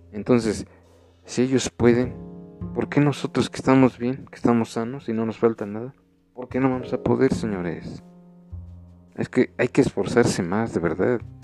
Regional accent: Mexico; nosotros como mexicanos

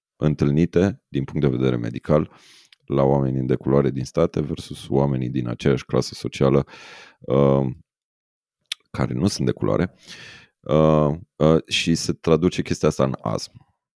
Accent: Romania; ca români

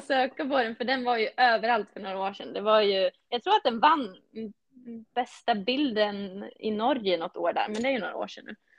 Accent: Tärnaby, Västerbotten County, Sweden; now in Falun, Sweden; jag är från Tärnaby

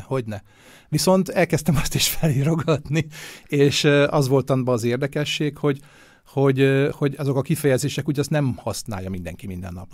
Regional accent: Budapest, Hungary; now in Vienna, Austria; a Budapesten nőttem föl

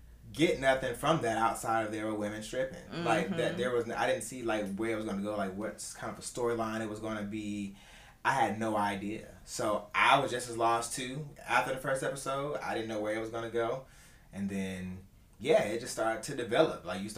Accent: Augusta, Georgia, United States; I've been down here all my life. So I'm from Augusta.

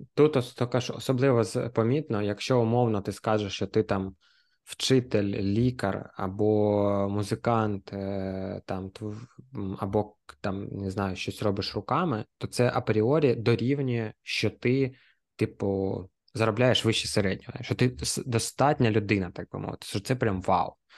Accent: Kharkiv, Kharkiv Oblast, Ukraine; я харків'янин

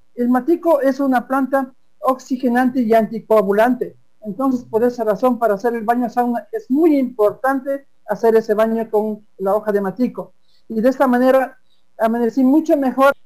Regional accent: Napo, Ecuador; soy un quichua de Napo orgullosamente amazónico

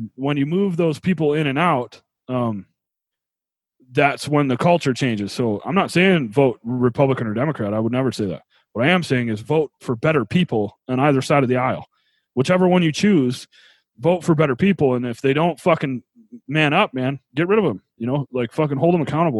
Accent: New York, United States; where I grew up in New York

